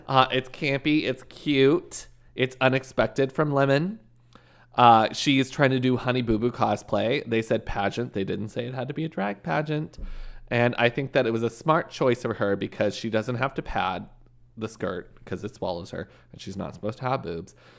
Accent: Canada; moved away; coming from Canada

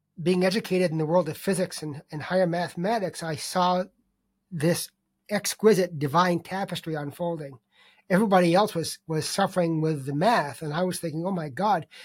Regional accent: Boston, Massachusetts, United States; I'm from Boston

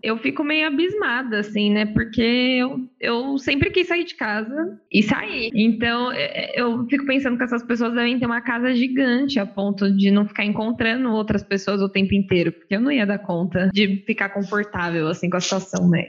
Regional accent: Osasco, São Paulo, Brazil; eu sou de Osasco

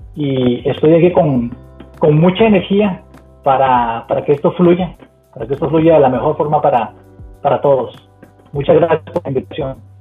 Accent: Costa Rica; moved away as an adult; now in Cincinnati, United States; soy 100% tico, muy orgulloso

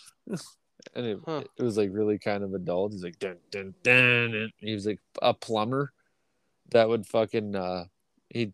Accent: Canada; I'm Canadian

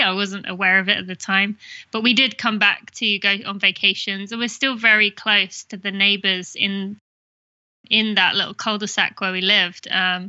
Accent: England, United Kingdom; accent: British; also born or lived in Indiana, United States / California, United States / Michigan, United States / Philadelphia, United States; now in Lexington, United States; which people could probably tell from my accent, which is Great Britain. I'm from England.

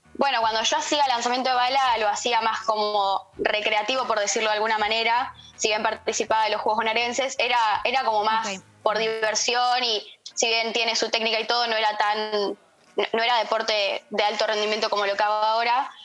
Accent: Moreno, Buenos Aires Province, Argentina; de donde yo soy. De Moreno.

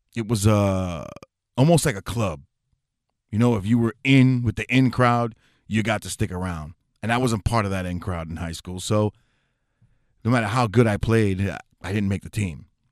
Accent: New York City, New York, United States; moved away; I'm from the Bronx originally, New York City, Fordham Road area

